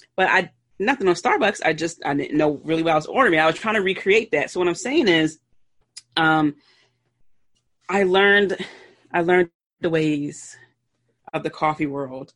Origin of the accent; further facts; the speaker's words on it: Philadelphia, Pennsylvania, United States; I'm from Philly, so I pronounce water as W A, or excuse me, W O O D E R